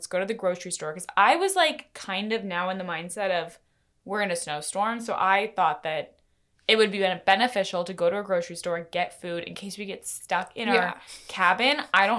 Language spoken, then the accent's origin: English; Maine, United States; moved away; I grew up in Maine